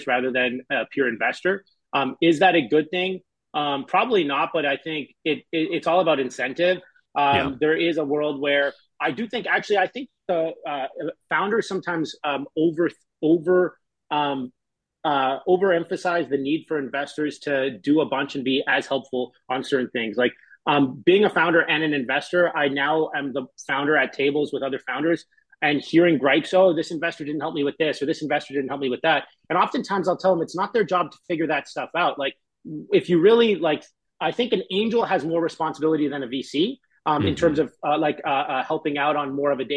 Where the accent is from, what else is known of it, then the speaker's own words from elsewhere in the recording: Canada; moved away as an adult; now in San Francisco, United States; I'm Canadian and I live in San Francisco.